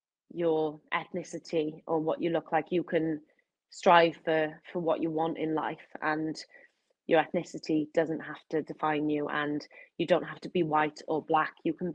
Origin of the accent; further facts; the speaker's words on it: Wales, United Kingdom; growing up in Wales, it's not the most diverse. It's not as diverse as England, I wouldn't say.